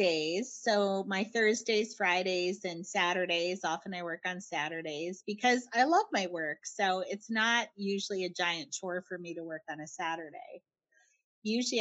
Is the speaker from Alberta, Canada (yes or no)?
no; Winnipeg, Manitoba, Canada; I'm from Winnipeg.